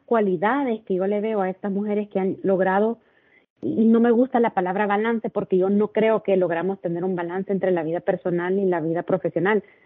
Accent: El Salvador; moved away as an adult; now in Cabo San Lucas, Mexico; soy originaria de El Salvador y tengo casi tres años de estar viviendo en Cabo San Lucas

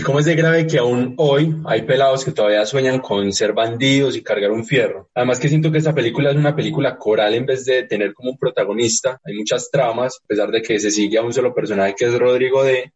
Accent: Medellín, Antioquia, Colombia; nosotros como, como paisas, como habitantes de la ciudad de Medellín

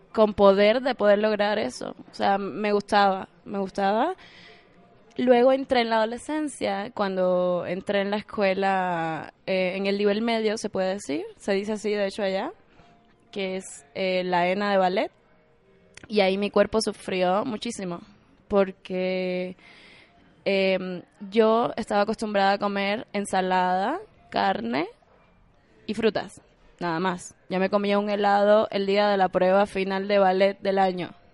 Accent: Havana, Cuba; moved away as an adult; also born or lived in Camagüey, Cuba; now in Mexico; la de La Habana, que es de donde yo soy

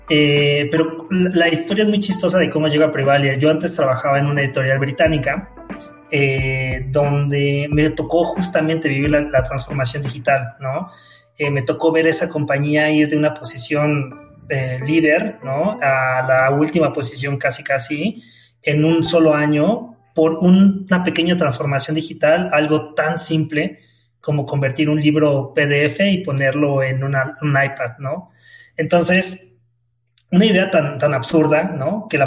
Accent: Mexico City, Mexico; yo nací aquí en, Ciudad de México y bueno, criado en, Ciudad de México, en el Estado de México, que básicamente es la Ciudad de México, ¿no? Chilango

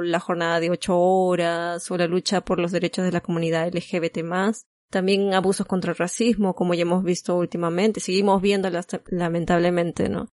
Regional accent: Peru; moved away; nosotros somos peruanos, pero actualmente no vivimos ahí

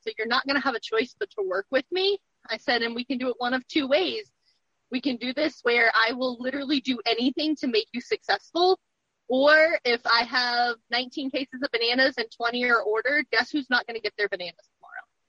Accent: Roanoke, Virginia, United States; I am from Virginia. I grew up in Roanoke and have spent most of my life here

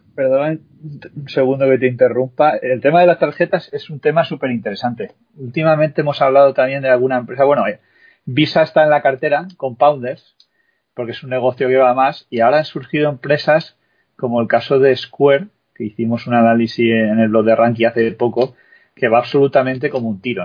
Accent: Spain; nosotros, que somos españoles

